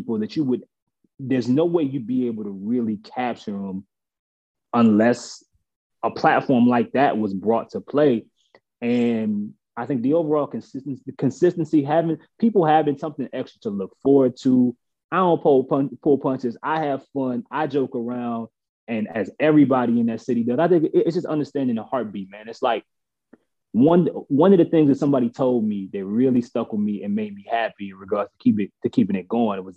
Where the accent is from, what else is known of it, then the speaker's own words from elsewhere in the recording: New Orleans, Louisiana, United States; I'm from New Orleans